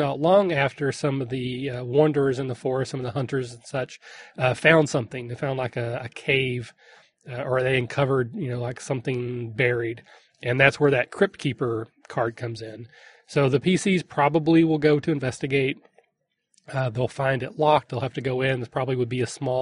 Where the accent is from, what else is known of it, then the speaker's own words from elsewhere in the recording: Kentucky, United States; I'm from Kentucky